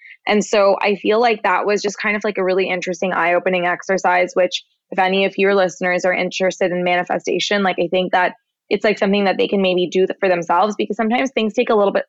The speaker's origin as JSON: {"language": "English", "country": "Canada", "said": "We're both Canadian."}